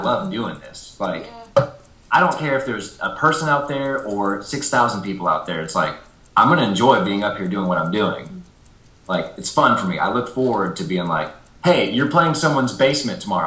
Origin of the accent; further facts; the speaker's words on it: Nashville, Tennessee, United States; growing up in Nashville